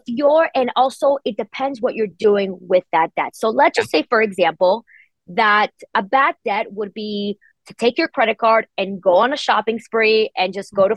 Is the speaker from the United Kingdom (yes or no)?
no; Spain; now in United States; I'm originally from Spain